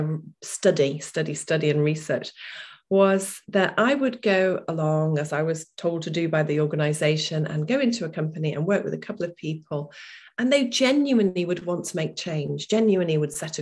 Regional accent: Lincoln, East Midlands, United Kingdom; I came back to my hometown, which was Lincoln at the time

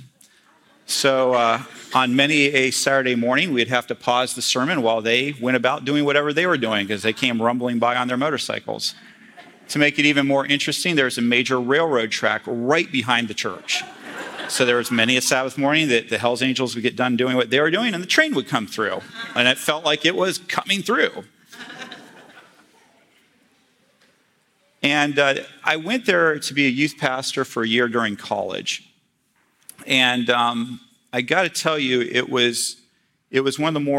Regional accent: North Carolina, United States; moved away; growing up in North Carolina

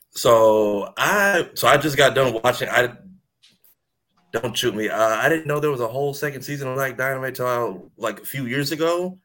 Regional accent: Ocoee, Florida, United States; I, graduated from Ocoee High School

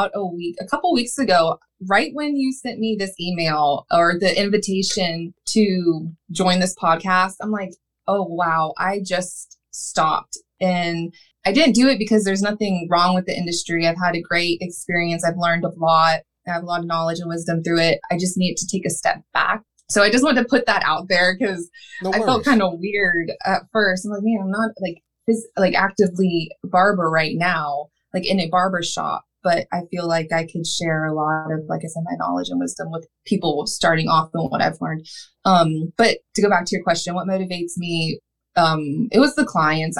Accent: Atlantic Beach, Florida, United States; also born or lived in Jacksonville, Florida; I'm from Jacksonville, Florida. I grew up in Atlantic Beach

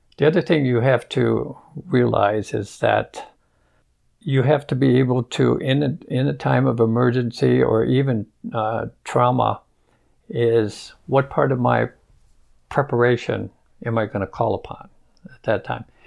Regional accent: Michigan, United States; now in Las Cruces, United States; I grew up in Michigan

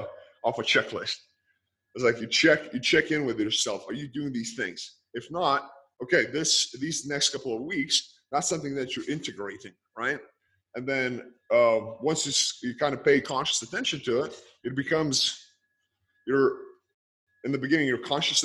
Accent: Lithuania; born or raised there

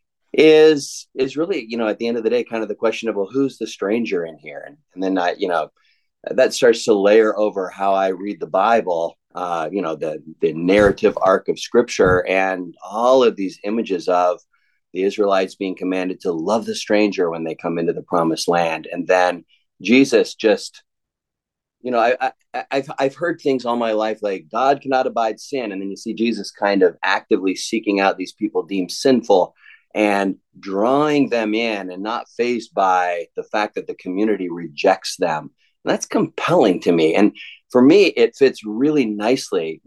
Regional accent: Southern Ontario, Canada; moved away as an adult; now in Lookout Mountain, Georgia, United States; I grew up in Southern Ontario

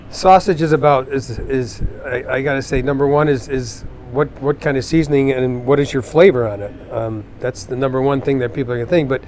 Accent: Dundee, New York, United States; born or raised there

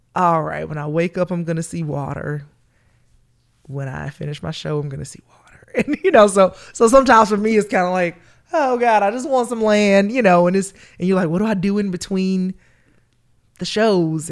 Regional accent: Columbus, Georgia, United States; accent: country twang; also born or lived in Atlanta, Georgia; I grew up in Columbus, Georgia. That's my hometown

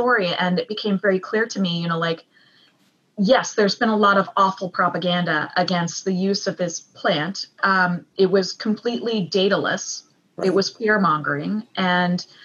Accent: the South, United States; I am a Southerner

